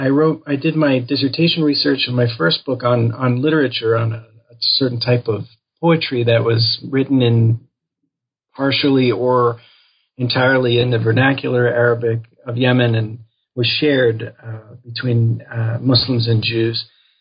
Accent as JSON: {"language": "English", "town": "Chicago", "region": "Illinois", "country": "United States", "said": "I am from the Chicago area, and when I was in college at Vassar College in the Hudson Valley, I became interested in Jewish studies"}